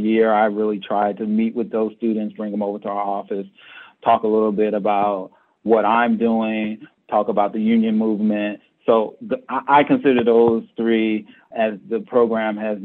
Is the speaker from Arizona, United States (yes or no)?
no; Erie, Pennsylvania, United States; moved away; I'm from Erie. I grew up on the West Bayfront